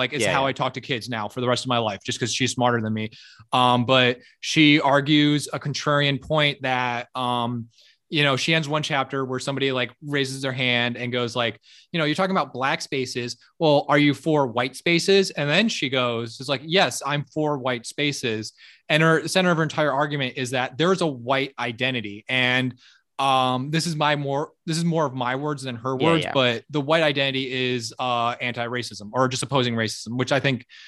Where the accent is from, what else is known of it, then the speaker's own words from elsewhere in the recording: Miami, Florida, United States; I grew up in Miami. So I grew up as a white